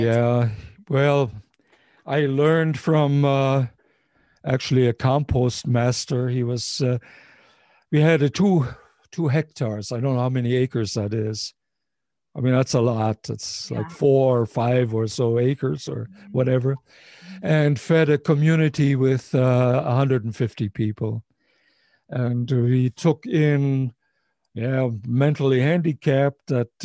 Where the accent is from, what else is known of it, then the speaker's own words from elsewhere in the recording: Ohio, United States; when I grew up in Ohio